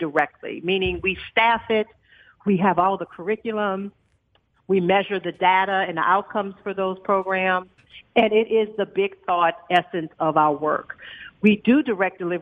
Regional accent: New Orleans, Louisiana, United States; moved away as an adult; now in Dallas, United States; I grew up, you know, I'm originally from New Orleans

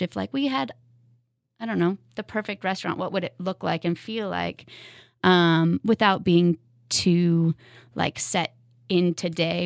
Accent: West Coast, United States; moved away as an adult; also born or lived in Seattle / Lawrence, Kansas; now in Kansas City, United States; I grew up on the West Coast

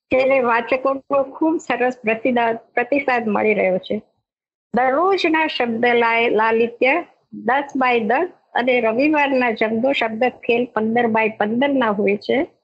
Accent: Mahuva, Gujarat, India; moved away as an adult; now in Mumbai, India; મારું ગામ ગુજરાતનું ભાવનગર જિલ્લાનું મહુવા

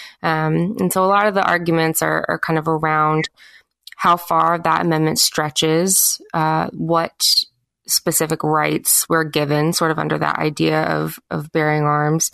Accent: the South, United States; where I live in the South and where I grew up in the South

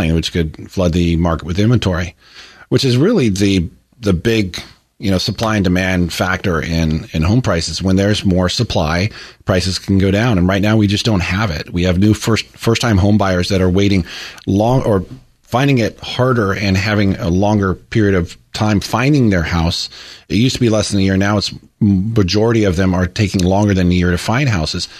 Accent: Oregon, United States; I was born in Oregon

